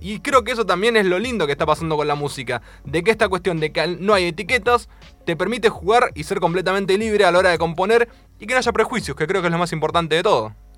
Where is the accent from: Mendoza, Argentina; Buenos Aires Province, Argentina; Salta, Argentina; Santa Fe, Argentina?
Buenos Aires Province, Argentina; Mar del Plata; moved away; Yo soy de Mar del Plata eh, originariamente